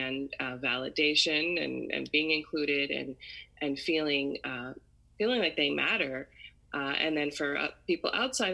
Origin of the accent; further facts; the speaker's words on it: Maryland, United States; I grew up in the U.S. I was born and raised in Maryland, which is where I still live now.